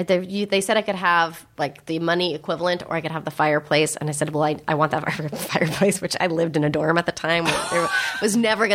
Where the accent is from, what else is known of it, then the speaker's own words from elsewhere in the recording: San Francisco, California, United States; because I grew up in San Francisco, the Bay Area, and my parents grew up in San Francisco